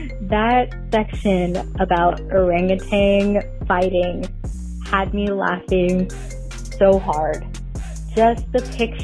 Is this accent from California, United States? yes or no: yes; Sacramento, California, United States; my hometown, Sacramento